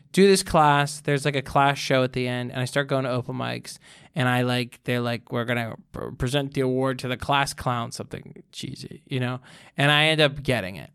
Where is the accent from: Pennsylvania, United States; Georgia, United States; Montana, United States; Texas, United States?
Pennsylvania, United States; Pittsburgh; moved away as an adult; now in New York, United States; I got to record that in my hometown. Went back to Pittsburgh